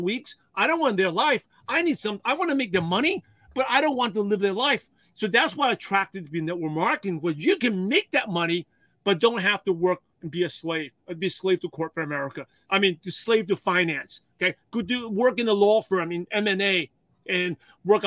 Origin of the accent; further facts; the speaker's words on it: New York City, New York, United States; English is a second language; I'm a shy, quiet Asian kid from Brooklyn, New York